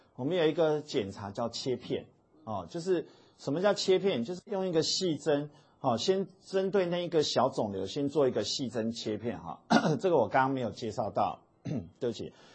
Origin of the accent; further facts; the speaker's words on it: Taiwan; 我们讲台语